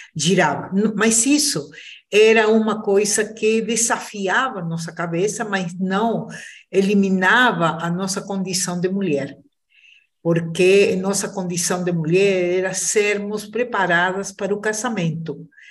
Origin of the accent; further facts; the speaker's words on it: Peru; now in Brazil; sou peruana, mas eu digo que sou uma brasileira que nasceu no Peru